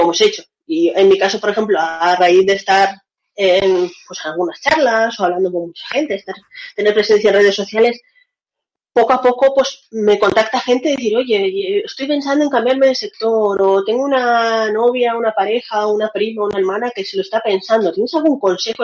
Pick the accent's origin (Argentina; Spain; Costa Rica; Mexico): Spain; Valencia, Valencian Community; moved away as an adult; also born or lived in Russia; now in Seville, Spain; Yo nací en Rusia, mis dos padres son rusos y estuve viviendo en Rusia hasta los nueve años de edad. A los nueve años me vine a Valencia y hace cinco años que estoy viviendo en Sevilla